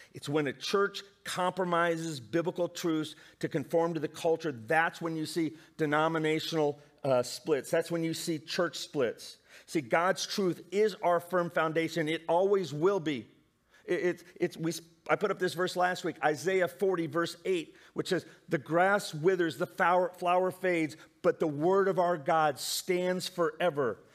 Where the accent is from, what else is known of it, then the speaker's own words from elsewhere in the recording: Indiana, United States; I love growing up in the Midwest in Indiana